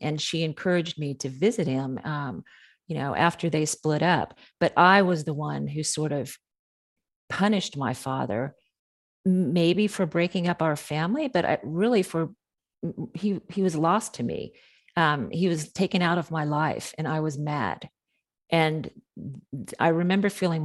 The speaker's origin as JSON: {"language": "English", "region": "Central Florida", "country": "United States", "tie": "born or raised there", "said": "growing up in Central Florida on the Orange Grove area"}